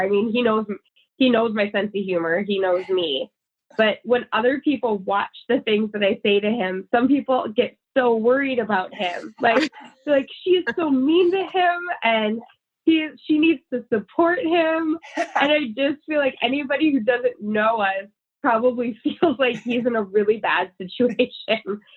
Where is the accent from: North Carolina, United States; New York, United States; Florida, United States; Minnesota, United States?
Minnesota, United States; St. Cloud; also born or lived in New Hampshire; I grew up in. I mostly grew up in Minnesota.